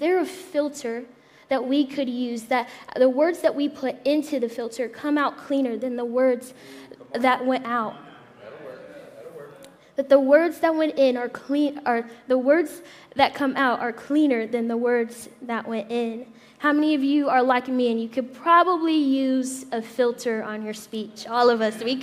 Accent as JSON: {"language": "English", "region": "Indiana", "country": "United States", "moved": "yes", "said": "I'm from Indiana. So I went back home to Indiana a couple months ago"}